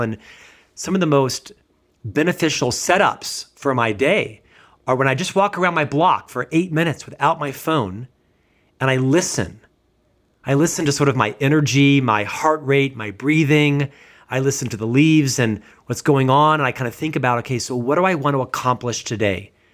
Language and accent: English; United States; as an American